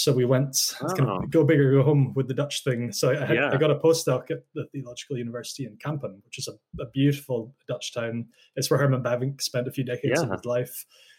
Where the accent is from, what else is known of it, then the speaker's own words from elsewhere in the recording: Highlands of Scotland, United Kingdom; So I am Scottish. I grew up in the Highlands of Scotland, very much between two cultures. So on one side of my family, English-speaking Lowland Scots, and on the other side of my family, Gaelic-speaking Hebridean Scots.